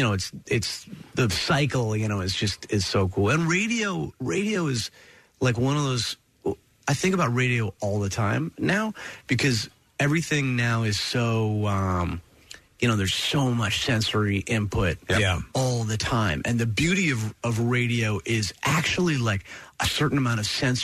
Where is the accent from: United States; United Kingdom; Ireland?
United States; Princeton, New Jersey; I grew up in Princeton, which was really cool because I was like halfway between New York and Philly.